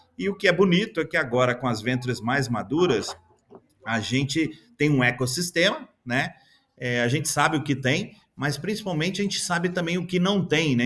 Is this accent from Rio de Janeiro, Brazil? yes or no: no; interior of Minas Gerais, Brazil; moved away; also born or lived in Belo Horizonte; eu sou do interior de Minas, é, formado em administração